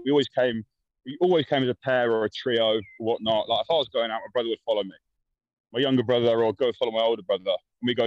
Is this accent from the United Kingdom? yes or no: yes; London, United Kingdom; I'm from South London, more specifically a place called Tulse Hill in Brixton